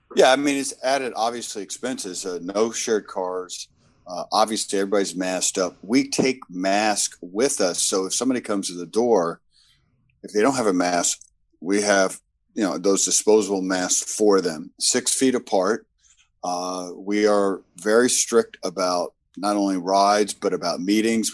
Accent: the South, United States; moved away; I'm from the South originally

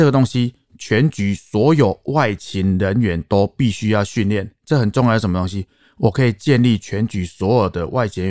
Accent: Taoyuan, Taiwan; 我是在地桃园人，土生土长，

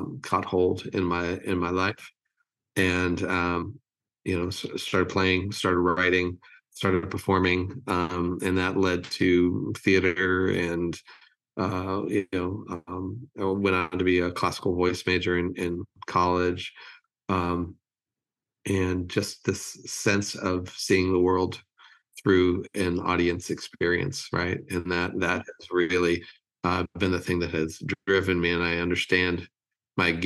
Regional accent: Los Angeles, California, United States; moved away as an adult; also born or lived in Rochester, New York; now in Nashville, United States; I grew up in California, and I grew up in LA, and lived there until I was 50, and then moved here to the lovely city of Nashville

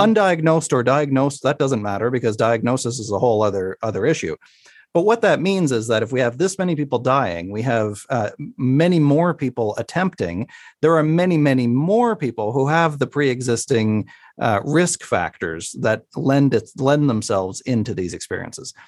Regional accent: Sydney, Nova Scotia, Canada; my hometown on the East Coast, uh, in Sydney, Nova Scotia

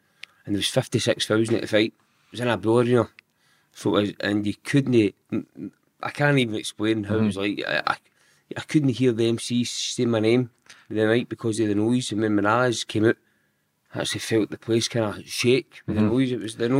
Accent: Giffnock, Scotland, United Kingdom; Giffarnock. So I'm still in Giffarnock now

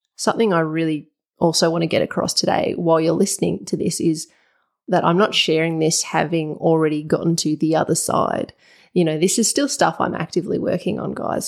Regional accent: Wurundjeri land, Victoria, Australia; I'm speaking from Wurundjeri land

